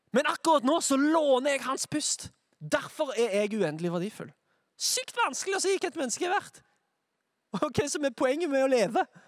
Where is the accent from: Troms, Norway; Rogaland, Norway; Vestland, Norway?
Rogaland, Norway; Sandnes; Jeg er fra Sandnes.